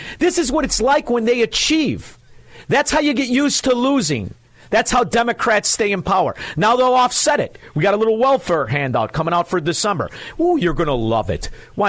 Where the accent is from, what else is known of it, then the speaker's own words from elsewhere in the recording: Florida, United States; Come on, I'm from Florida. Do you think I don't know?